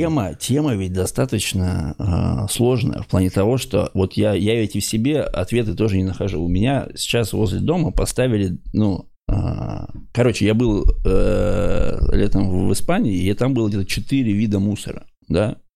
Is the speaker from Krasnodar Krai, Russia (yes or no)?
no; Ukhta, Komi Republic, Russia; я, например, из Ухты, да, и Бухте, а, это Республика Коми